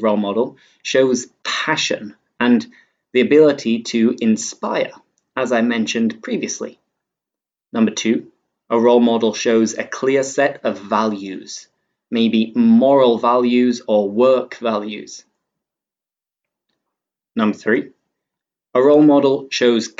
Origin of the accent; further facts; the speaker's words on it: England, United Kingdom; I'm English